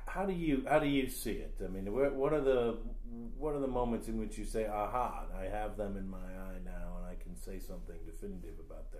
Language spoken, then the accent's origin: English; Williamsburg, Virginia, United States; I grew up in Williamsburg.